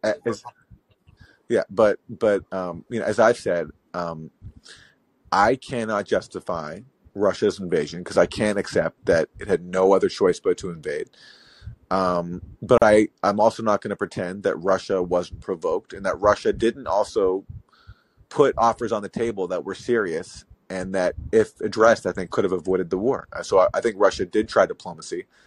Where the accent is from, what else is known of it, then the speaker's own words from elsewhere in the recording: Canada; now in United States; I'm from Canada